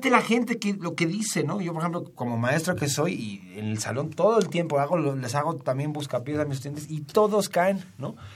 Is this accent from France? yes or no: no; Mexico; ahora sí me asumo como mexicano